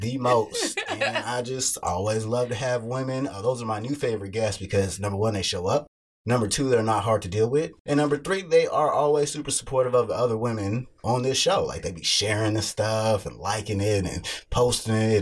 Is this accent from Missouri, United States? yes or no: yes; Kansas City, Missouri, United States; born or raised there